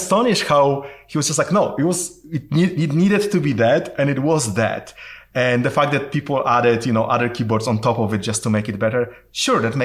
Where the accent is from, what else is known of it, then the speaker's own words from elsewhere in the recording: Poland; moved away; I'm originally from Poland